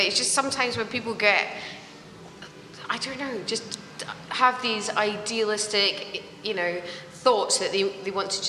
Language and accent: English; Edinburgh, Scotland, United Kingdom; now in London, United Kingdom; Well, the thing is, when I go back to Edinburgh, I have to change my accent. But when I'm in London, people don't understand when I'm really Scottish.